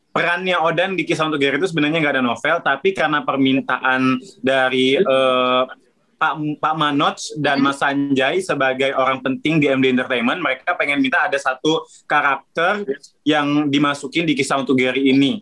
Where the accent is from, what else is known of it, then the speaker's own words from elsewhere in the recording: Palembang, South Sumatra, Indonesia; now in Jakarta, Indonesia; dari kecil waktu di Palembang